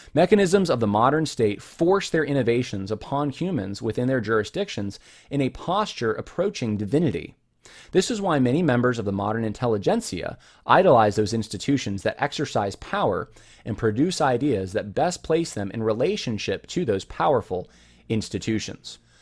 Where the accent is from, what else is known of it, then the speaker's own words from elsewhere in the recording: California, United States; I was born actually in California.